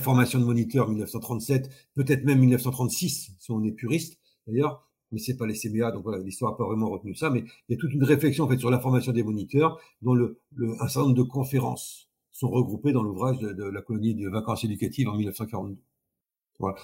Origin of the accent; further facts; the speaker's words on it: north of France, France; moved away as an adult; now in Nice, France; je, ne suis pas originaire de Nice, hein, je suis originaire du nord de la France. Je suis descendu en vacances quand j'avais 18 ans